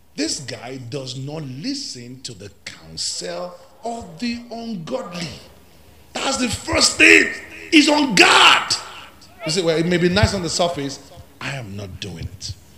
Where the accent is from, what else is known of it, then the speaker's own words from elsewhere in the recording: Ilorin, Kwara, Nigeria; I grew up among Muslims. I grew up in Ilorin